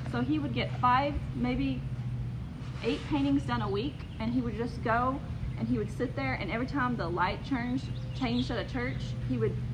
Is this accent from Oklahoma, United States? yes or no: yes; Pauls Valley, Oklahoma, United States; I uh, practically am a Garvin County girl. I was born in Pauls Valley, uh, went to school at Wynnewood, and I live in Elmore.